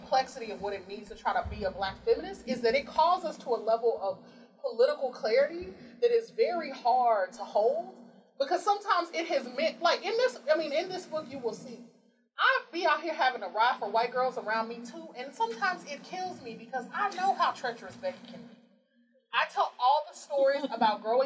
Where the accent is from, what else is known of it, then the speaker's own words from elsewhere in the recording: Deep South, United States; moved away; growing up in the Deep South with white kids